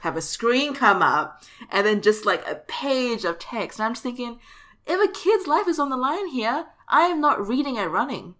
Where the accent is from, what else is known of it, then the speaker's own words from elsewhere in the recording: Singapore; my home country.